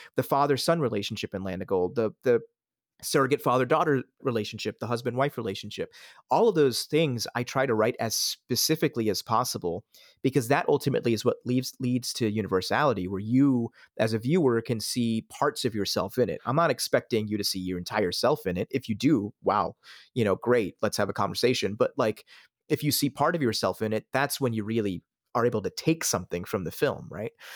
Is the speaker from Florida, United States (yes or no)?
no; Pennsylvania, United States; also born or lived in Switzerland; I grew up in the suburbs of Pennsylvania. I, I was born in Switzerland and, and immigrated to the country in, in, in nineteen ninety.